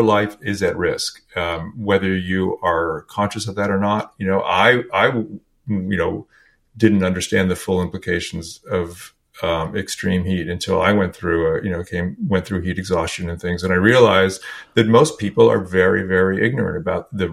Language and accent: English; California, United States; I grew up in California, and I grew up in a very kind of conservative family